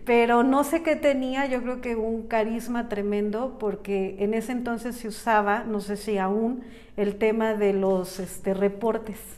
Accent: San Miguel de Allende, Guanajuato, Mexico; moved away as an adult; nací en San Miguel de Allende

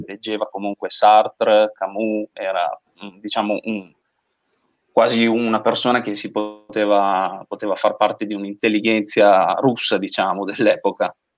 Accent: Gatta, between Reggio Emilia and Parma, Emilia-Romagna, Italy; Io sono di Gatta tra Reggio e Parma, diciamo, ho sempre vissuto un po' l'essere parmigiano a Reggio e reggiano a Parma

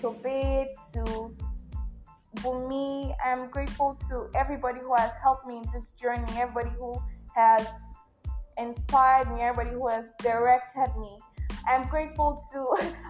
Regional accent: Nigeria; I am that Nigerian Christian

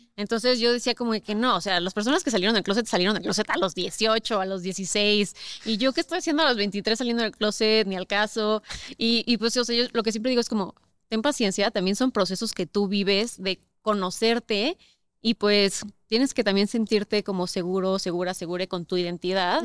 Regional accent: Querétaro, Mexico; now in Mexico City, Mexico; yo crecí toda la vida en Querétaro

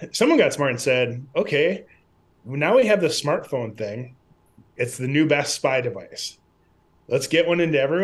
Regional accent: Midwest, United States; I grew up in the Midwest around a lot of dairy farms

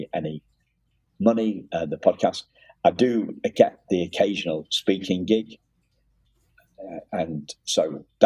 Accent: Liverpool, North West England, United Kingdom; also born or lived in Wrexham, Wales; now in York, United Kingdom; I was born in Wrexham, which is actually just in not far from Liverpool, but just over the border into Wales

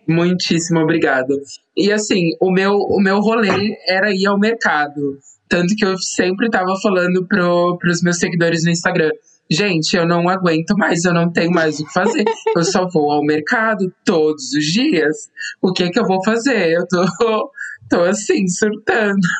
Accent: São José dos Campos, São Paulo, Brazil; moved away as an adult; also born or lived in Extrema, Minas Gerais; now in United Kingdom; eu sou natural de São José dos Campos, interior de São Paulo

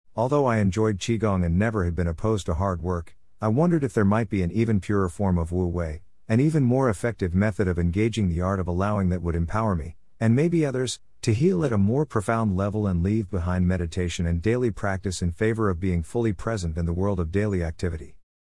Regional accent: United States; As an American with a background in mainstream academics

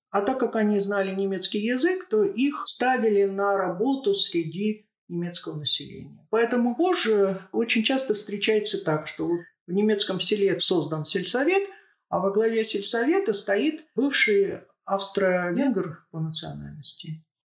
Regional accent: Shatandy, Akmola Region, Kazakhstan; Я родилась и выросла в поселке в Акмолинской области, поселок Шатанды

